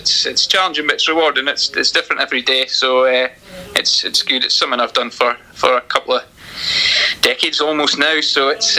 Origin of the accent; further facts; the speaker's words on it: Macduff, Scotland, United Kingdom; also born or lived in Ladysbridge; I'm based up in what's actually Ladysbridge now, but just outside Banff. I'm from Macduff in Banff, so been involved in football since I was able to walk, basically, but around here.